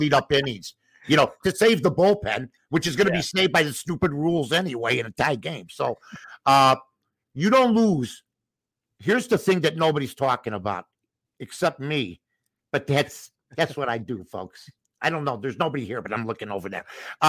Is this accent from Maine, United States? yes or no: no; Chicago, Illinois, United States; I grew up in Chicago